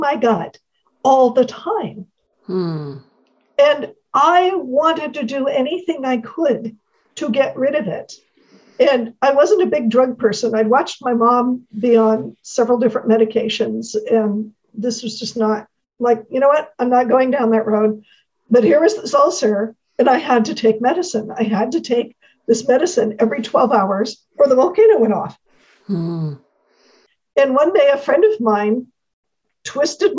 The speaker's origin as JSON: {"language": "English", "town": "San Francisco", "region": "California", "country": "United States", "tie": "born or raised there", "said": "I was born and raised in San Francisco, California"}